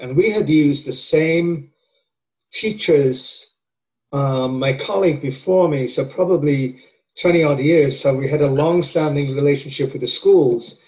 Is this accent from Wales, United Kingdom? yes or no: yes; Wales, United Kingdom; moved away as an adult; also born or lived in Wisconsin / Georgia; now in Florida, United States; I am from Wales and my uh, undergraduate work at the University of Wales